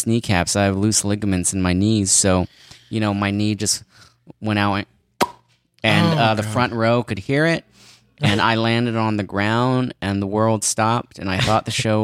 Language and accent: English; San Francisco, California, United States; Born and raised in San Francisco